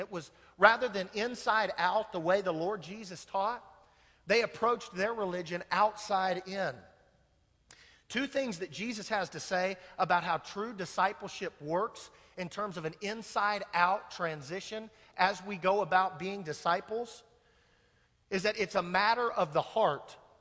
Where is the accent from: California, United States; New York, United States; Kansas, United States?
Kansas, United States; I'm from Kansas